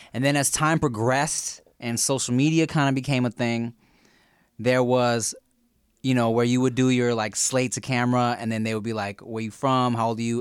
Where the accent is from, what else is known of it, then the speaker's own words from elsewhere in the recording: Long Beach, California, United States; also born or lived in Billings, Montana / Paramount, California; I've been in Long Beach and, uh, spent my, like, young adult life in Paramount from, like, high school upwards